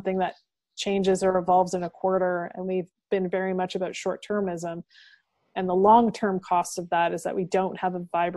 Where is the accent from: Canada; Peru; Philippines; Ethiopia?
Canada; Dorchester, Ontario; moved away; when I go home to my hometown of Dorchester, Ontario, and sit on my mom's couch